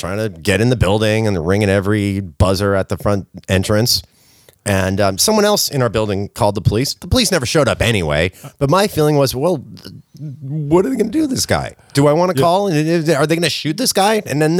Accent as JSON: {"language": "English", "town": "Hollywood", "region": "California", "country": "United States", "said": "I'm from Hollywood."}